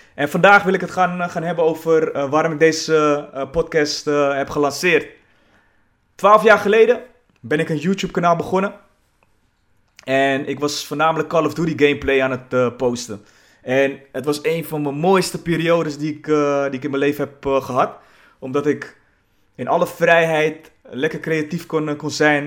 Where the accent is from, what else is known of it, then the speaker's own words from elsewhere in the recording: Zaandam, North Holland, Netherlands; Ik ben geboren in Zaandam, de buurt Poelenburg